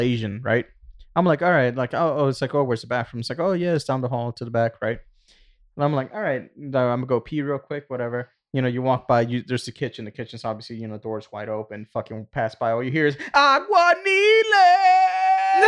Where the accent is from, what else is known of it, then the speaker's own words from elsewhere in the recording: Puerto Rico; moved away; Growing up in Puerto Rico